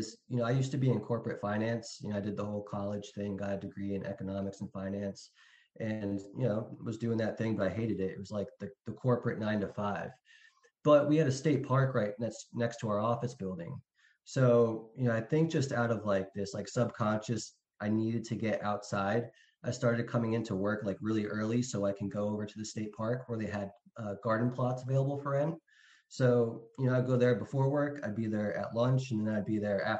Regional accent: Pennsylvania, United States; moved away as an adult; also born or lived in North Carolina; now in Florida, United States; I grew up in Pennsylvania, went to school in Philadelphia

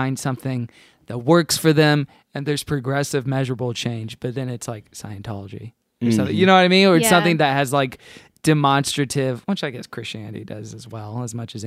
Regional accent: Houston, Texas, United States; I grew up in Houston

